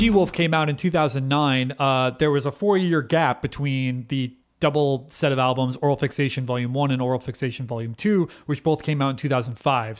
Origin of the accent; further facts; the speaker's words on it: United States; we're American